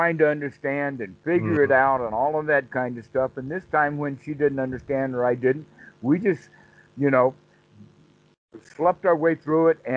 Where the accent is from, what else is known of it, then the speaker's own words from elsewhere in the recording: the South, United States; I'm from the South